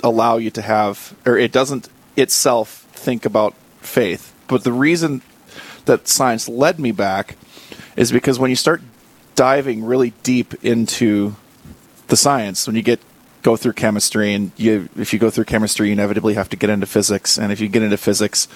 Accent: Wahpeton, North Dakota, United States; moved away as an adult; also born or lived in Fargo, North Dakota; now in Bismarck, United States; Born in Fargo, North Dakota, from mostly Wahpeton. Followed work out here to Bismarck

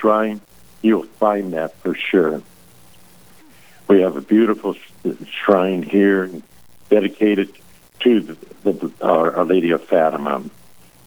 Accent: Howard, South Dakota, United States; I grew up in Howard, South Dakota

